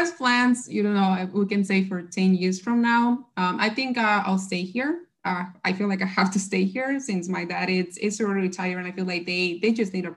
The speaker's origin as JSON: {"language": "English", "town": "Chicago", "region": "Illinois", "country": "United States", "tie": "born or raised there", "also_born_or_lived": "Berkeley", "said": "I'm from the South Side"}